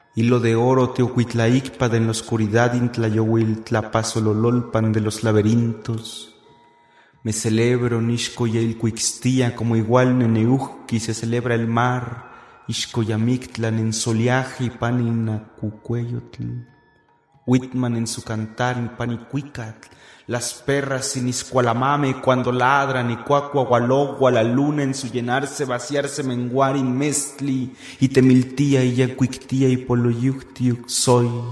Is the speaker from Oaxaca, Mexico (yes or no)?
no; Mexico City, Mexico; first language Spanish; nací en la Ciudad de México.